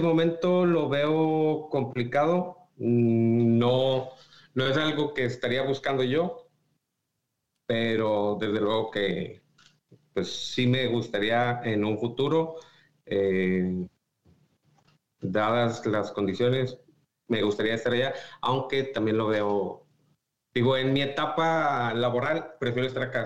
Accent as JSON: {"language": "Spanish", "town": "Saltillo", "region": "Coahuila", "country": "Mexico", "moved": "as an adult", "lives_now": "United States", "said": "Yo soy de Saltillo"}